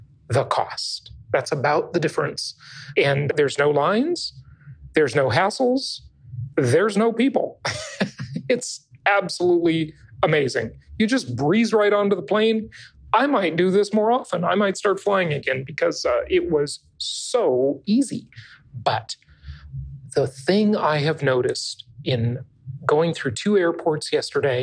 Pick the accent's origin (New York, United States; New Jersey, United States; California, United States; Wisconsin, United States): California, United States; moved away; the Socialist Republic of California, my home state, and, well, my former home